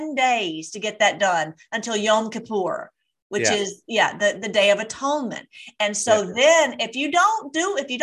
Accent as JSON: {"language": "English", "country": "United States", "said": "as being an American"}